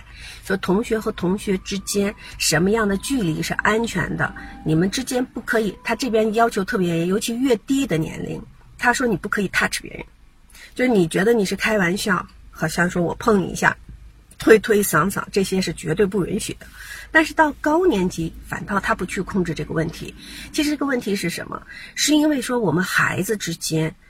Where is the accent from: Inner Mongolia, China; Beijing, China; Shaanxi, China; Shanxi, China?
Beijing, China; now in Seattle, United States; 所以我现在所有分享的内容都是基于说我在美国这个西雅图地区，然后呢，在中国我是在北京从北京过来的啊